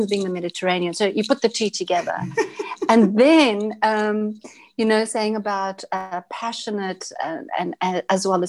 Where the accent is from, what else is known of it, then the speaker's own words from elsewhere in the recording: Johannesburg, Gauteng, South Africa; accent: South African English; I was born in Johannesburg, South Africa